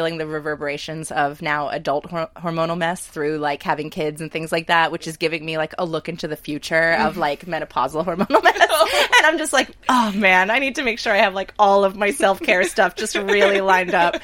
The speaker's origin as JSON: {"language": "English", "town": "Hazleton", "region": "Pennsylvania", "country": "United States", "tie": "born or raised there", "said": "I grew up in Northeast Pennsylvania in a town, the city of Hazleton, but specifically in Sugarloaf"}